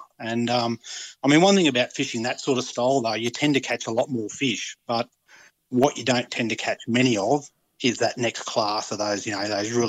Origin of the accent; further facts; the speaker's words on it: Wagga Wagga, New South Wales, Australia; moved away as an adult; also born or lived in Port Macquarie / Cairns; I grew up in the Wagga area, fishing places like Blowering Dam, the Murrumbidgee River and Mulwala.